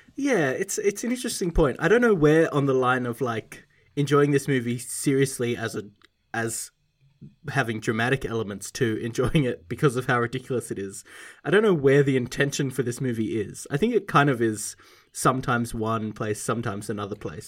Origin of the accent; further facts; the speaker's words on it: Australia; I, as an Australian